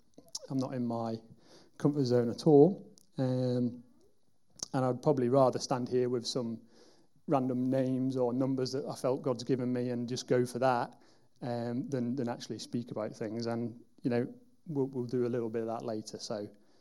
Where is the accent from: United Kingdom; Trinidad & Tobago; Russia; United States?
United Kingdom; Wigan, North West England; moved away as an adult; now in Derby, United Kingdom; I'm from a town called Wigan, which is in the northwest of England. And I moved down here nearly 15 years ago